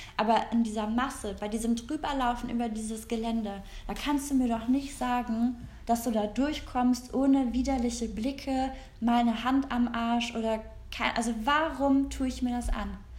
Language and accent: German; Korschenbroich, North Rhine-Westphalia, Germany; wir kommen ja beide aus Korschenbruch